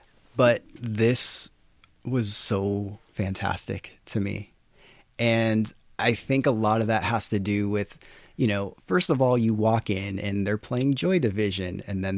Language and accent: English; Massachusetts, United States; Well, growing up in Western Mass, like there was one like alternative type of club and it was a goth club.